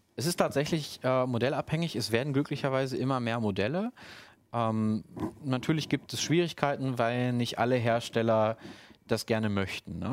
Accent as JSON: {"language": "German", "country": "Germany", "said": "als Deutscher"}